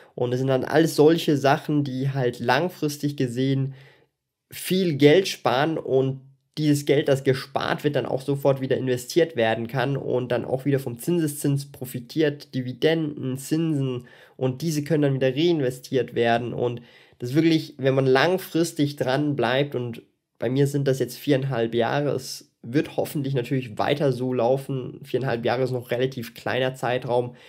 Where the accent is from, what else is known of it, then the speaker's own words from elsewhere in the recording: Switzerland; ich bin Schweizer